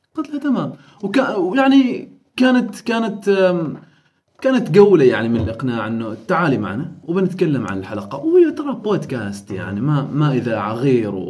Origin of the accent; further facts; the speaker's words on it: Oman; نحن كعمانيين